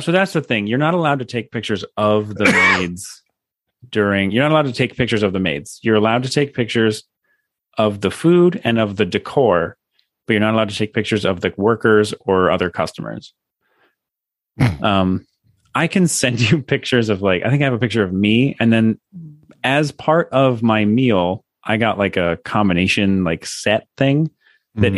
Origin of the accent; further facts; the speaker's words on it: United States; moved away as an adult; now in Japan; I'm an American